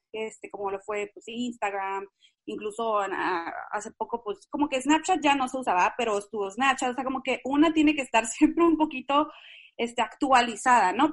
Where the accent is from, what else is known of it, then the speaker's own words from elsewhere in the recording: Tijuana, Baja California, Mexico; yo soy norteña, o sea, soy de Tijuana, siempre, o sea, crecí en, en, en esos, eh, ¿cómo se dicen? Dos mundos, de la frontera